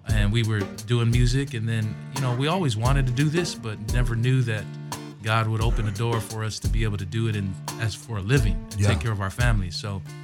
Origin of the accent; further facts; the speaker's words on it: Samoa; also born or lived in Oceanside, California; now in Nashville, United States; So we all moved for the first time to Samoa. I think I was 7 years old. And we grew up there